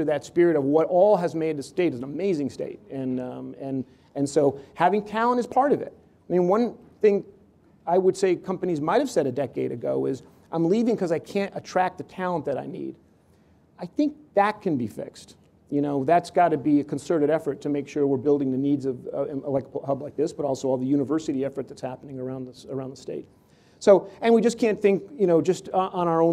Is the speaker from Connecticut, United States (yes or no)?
yes; Connecticut, United States; I grew up in Connecticut and we didn't have a home team for football